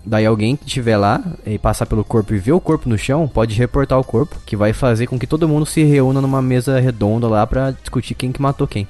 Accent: Paraíba Valley, São Paulo, Brazil; eu sou do Vale do Paraíba

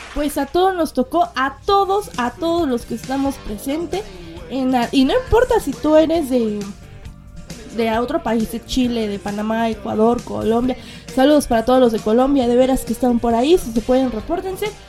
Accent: Mexico City, Mexico; accent: chilango; yo transmito desde la Ciudad de México. Mexicana, digo, mi voz es más que mexicana, ¿verdad? Mi acento más chilango

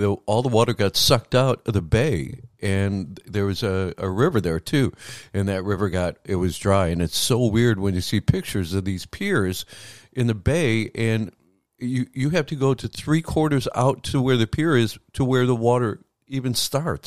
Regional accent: Midwest, United States; now in Palm Beach County, United States; I grew up in the Midwest

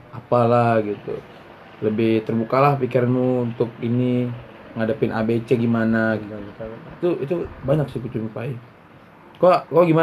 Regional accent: Batam, Riau Islands, Indonesia; ya kenapa kok aku dari Batam rupanya

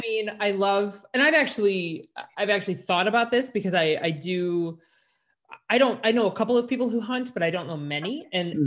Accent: Chicago, Illinois, United States; growing up in Chicago

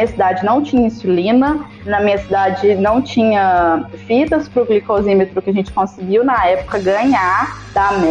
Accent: Minas Gerais, Brazil; A gente morava na roça, e aí há pouco tempo a gente tinha se mudado pra cidade. Eu sou do interior de Minas.

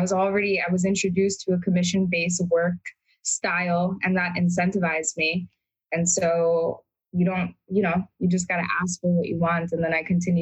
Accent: New York City, New York, United States; also born or lived in Brooklyn / Bengal; I was raised in Queens, in Astoria

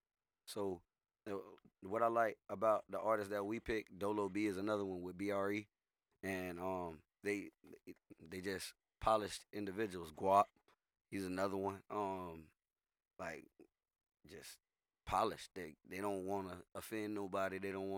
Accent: Tampa, Florida, United States; I'm from Tampa.

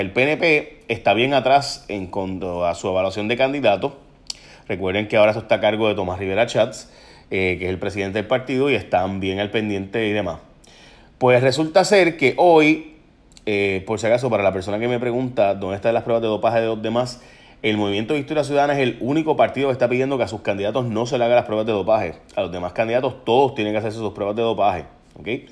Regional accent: San Lorenzo, Puerto Rico; en San Lorenzo, mi pueblo

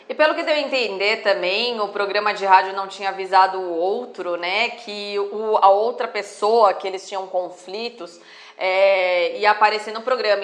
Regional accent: Brazil; nós somos brasileiros

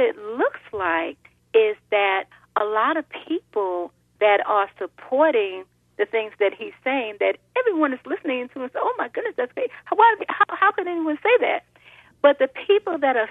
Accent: New York, United States; I'm a New Yorker also

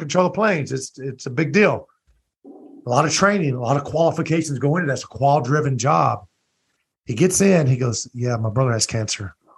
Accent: Louisiana, United States; I'm from Louisiana

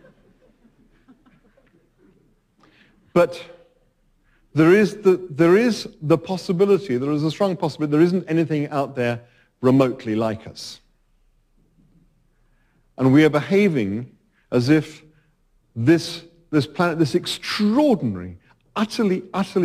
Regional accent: United Kingdom; as a Brit

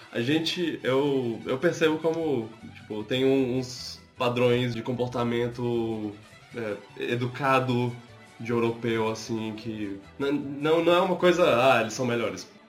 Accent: Brazil; accent: Brazilian; se eles ouvirem minha voz e ouvirem meu sotaque, eles vão perceber que eu sou brasileiro

